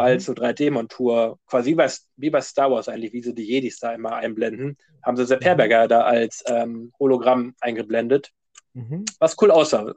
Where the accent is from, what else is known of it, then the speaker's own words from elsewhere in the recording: Wolfenbüttel, Lower Saxony, Germany; bei uns in Wolfenbütteler Schwimmbad